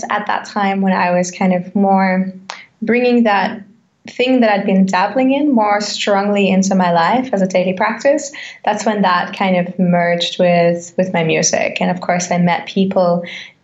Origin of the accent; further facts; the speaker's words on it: Australia; now in Germany; an Australian singer-songwriter, yogi, and I would say mindfulness practitioner, living in Germany